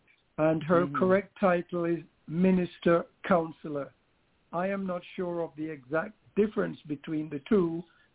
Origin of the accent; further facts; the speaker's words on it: London, United Kingdom; moved away; I'm back from London, the city of my childhood